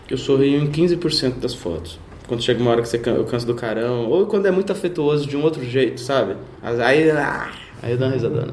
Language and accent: Portuguese; Cuiabá, Mato Grosso, Brazil; moved away as an adult; also born or lived in Arapongas, Paraná / Londrina, Paraná / Santa Cruz de la Sierra, Bolivia / La Paz, Bolivia; now in São Paulo, Brazil; nasci em Arapongas, no Paraná. Fui criado em Londrina, depois aos 8 anos me mudei para Cuiabá, passei um tempo na Bolívia, dos 17 para os 18, em Santa Cruz de la Sierra e La Paz, e moro em São Paulo desde os 21